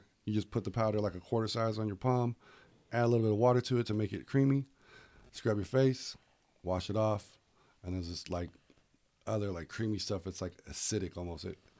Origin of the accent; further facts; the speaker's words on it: the South, United States; moved away; I'm from the South